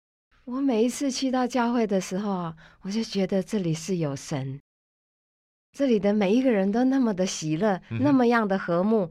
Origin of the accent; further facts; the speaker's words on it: Taiwan; 因为我从小是住在眷村里，嗯哼，有一位同眷村的也